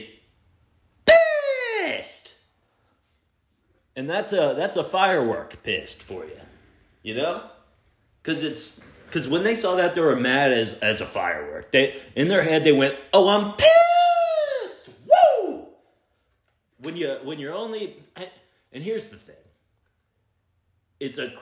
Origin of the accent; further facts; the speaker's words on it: Texas, United States; I'm from Texas